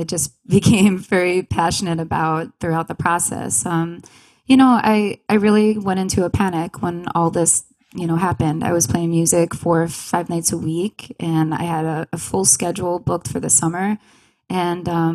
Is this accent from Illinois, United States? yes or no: no; Long Island, New York, United States; moved away as an adult; now in Rochester, United States; I'm originally from Long Island